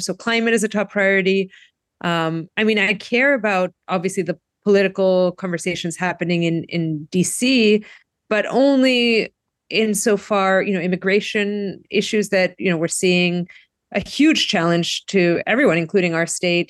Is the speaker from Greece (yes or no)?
yes; Greece; now in Brookline, United States; my home country of Greece